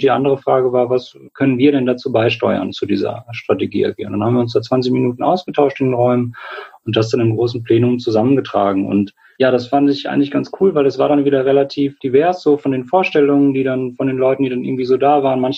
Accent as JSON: {"language": "German", "town": "Göttingen", "region": "Lower Saxony", "country": "Germany", "said": "Ich komme aus Göttingen, bin 29 Jahre alt"}